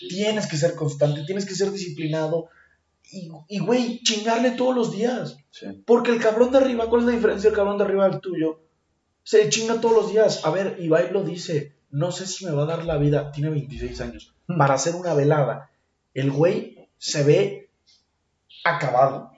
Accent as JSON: {"language": "Spanish", "country": "Mexico", "said": "Yo soy mexicano, siempre me voy a poner la verde, todos los días de mi vida, porque soy mexicano"}